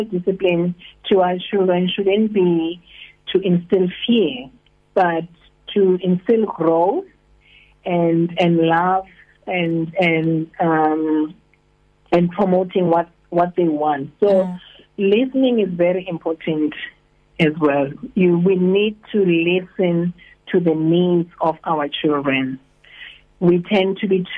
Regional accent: Hartbeespoort, North West, South Africa; moved away as an adult; now in East London, South Africa; I'm originally from Hartbeespoort, so we moved here only 3 years ago.

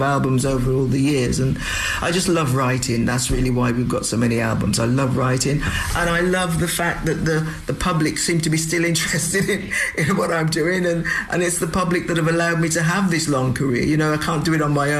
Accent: England, United Kingdom; also born or lived in St. Kitts / Antigua; So I was born in St. Kitts, left St. Kitts when I was 3, went to Antigua, and left Antigua when I was 7 to move to England. So I've lived in England since I was 7. So Britain is really very much home.

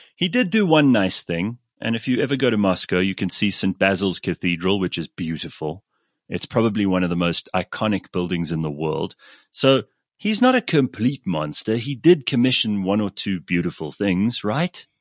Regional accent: England, United Kingdom

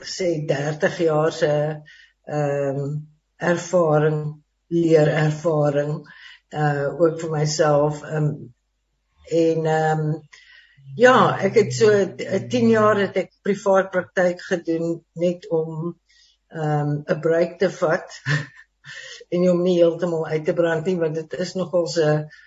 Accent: Stellenbosch, Western Cape, South Africa; also born or lived in Johannesburg; ek is ook van Stellenbosch en nog dit in Via was nog nie daar nie, maar ek is daar gebore

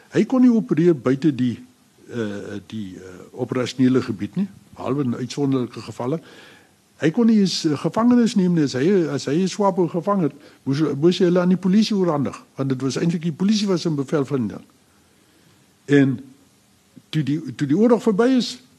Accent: South Africa

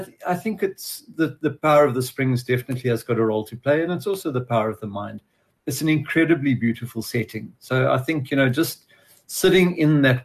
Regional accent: Johannesburg, Gauteng, South Africa; moved away as an adult; also born or lived in Gordon's Bay; now in Montagu, South Africa; I grew up in Johannesburg

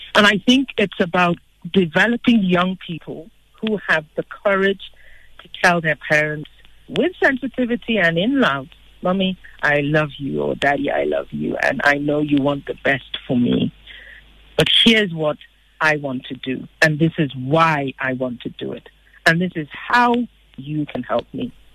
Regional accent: Nigeria; I'm Nigerian.

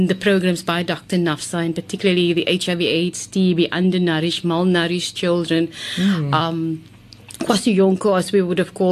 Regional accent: Cape Town, Western Cape, South Africa; also born or lived in Hanover Park, Cape Town; I was born in District 6

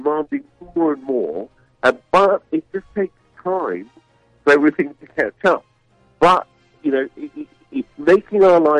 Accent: United Kingdom; moved away; As you can probably tell, my accent isn't a local one.

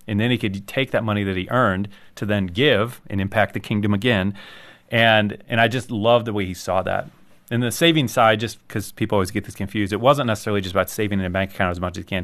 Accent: United States; I, I'm an American

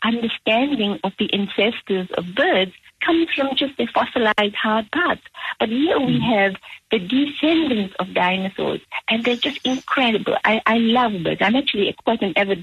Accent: South Africa; I grew up in South Africa

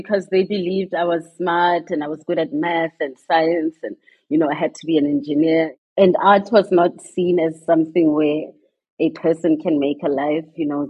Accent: Mahikeng, North West, South Africa; So I grew up in the 80s in Mafeking. And at the time, Mafeking was, of course, a homeland, not part of South Africa

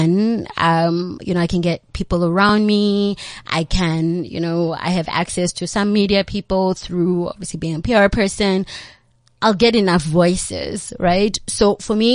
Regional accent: Cape Town, Western Cape, South Africa; I grew up in Nyanga. I'm from Nyanga.

